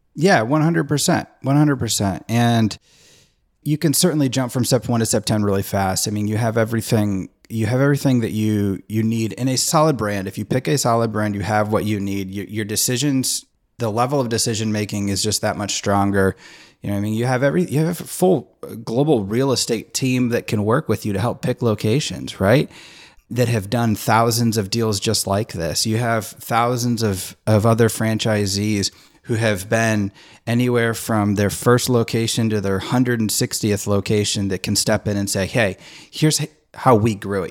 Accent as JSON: {"language": "English", "town": "Nashville", "region": "Tennessee", "country": "United States", "said": "I'm from the Nashville area"}